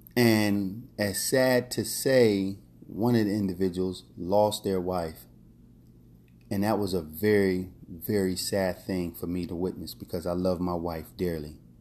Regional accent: Philadelphia, Pennsylvania, United States; also born or lived in Key West, Florida / Vero Beach, Florida / Miami Beach, Florida / New York City; now in Orlando, United States; growing up in North Philadelphia

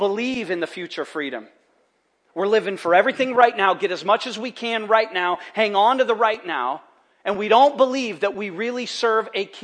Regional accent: United States; we're from America

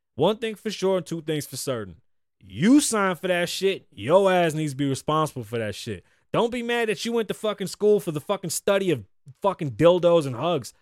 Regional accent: Puerto Rico; as a Puerto Rican man

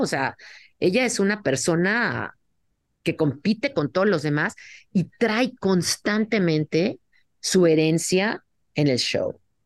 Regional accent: Mexico City, Mexico; moved away as an adult; now in United States; crecí en la Ciudad de México y fui también a la universidad en, la Ciudad de México

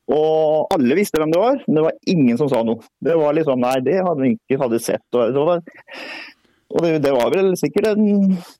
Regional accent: Greåker, Østfold, Norway; jeg er, er jo fra Greåker

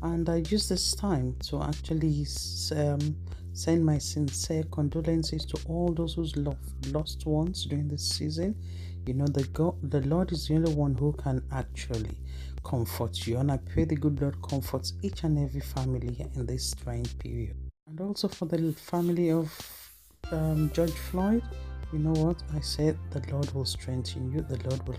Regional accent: Nigeria; moved away as an adult; also born or lived in United Kingdom; Growing up in Nigeria as a young child, racism wasn't something that was discussed at all

